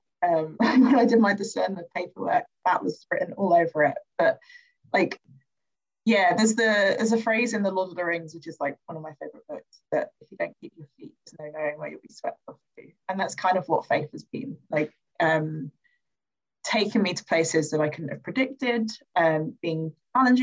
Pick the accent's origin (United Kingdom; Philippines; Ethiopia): United Kingdom; London; I grew up in Croydon, which is in the south end of London, in a parish called St. Paul's, in a place called Thornton Heath.